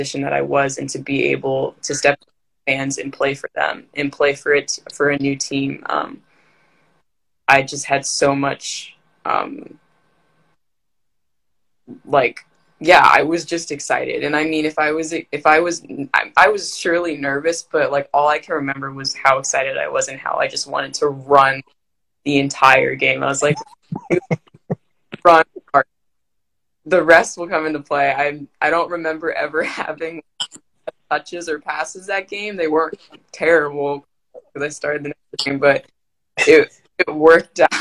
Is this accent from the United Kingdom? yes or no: no; Maryland, United States; I'm from Maryland